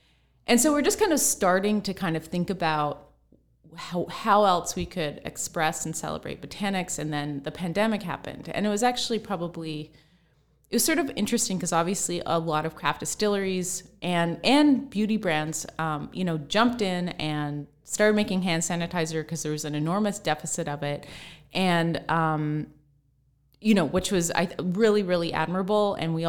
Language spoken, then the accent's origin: English; Pacific Northwest, United States; Like I grew up in the Pacific Northwest, so I just grew up very close to nature.